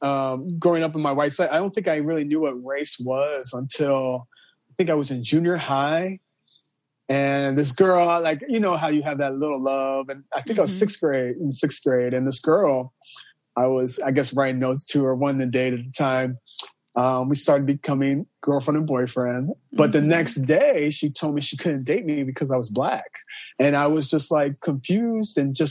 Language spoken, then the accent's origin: English; Marion, Illinois, United States; now in Chicago, United States; I'm from Southern Illinois, Marion, Illinois. People that don't know where that's at, it's right on the border of Illinois and Kentucky. So I grew up in a very, like, right there by Kentucky